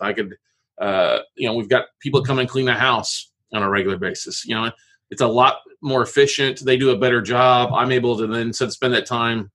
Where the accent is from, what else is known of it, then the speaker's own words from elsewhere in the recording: Corpus Christi, Texas, United States; now in Austin, United States; I grew up in Corpus Christi yep. on the ocean, Gulf of Mexico